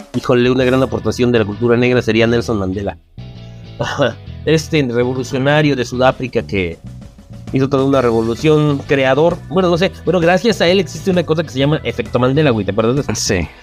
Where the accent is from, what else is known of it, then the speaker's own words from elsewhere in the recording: Mexico; nos llamamos los mexicanos